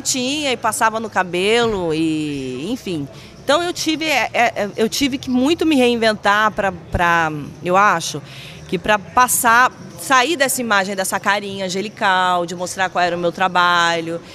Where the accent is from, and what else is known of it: Vitória, Espírito Santo, Brazil; moved away as an adult; also born or lived in Rio de Janeiro